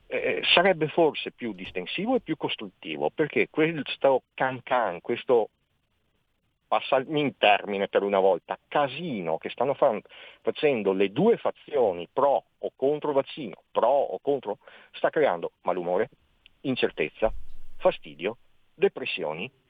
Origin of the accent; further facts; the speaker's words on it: Veneto, Italy; io sono veneto, sì. veneto eh